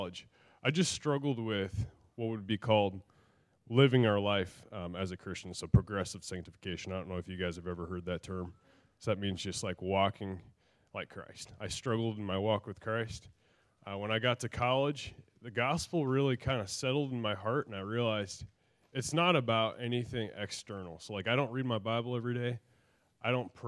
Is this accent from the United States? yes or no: yes; Kansas City, United States; moved away; born and raised in Kansas City. So that's where I'm from